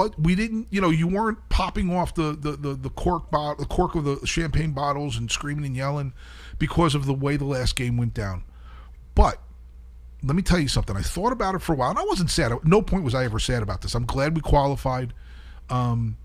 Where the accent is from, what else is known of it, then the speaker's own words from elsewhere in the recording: Kearny, New Jersey, United States; moved away; My hometown, Kearney, New Jersey